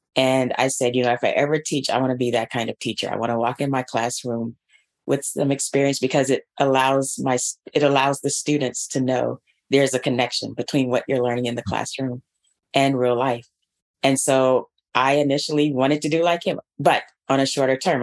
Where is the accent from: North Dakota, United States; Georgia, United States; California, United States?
Georgia, United States; Atlanta; moved away as an adult; Atlanta Public Schools, which is the district where I grew up and received my public education.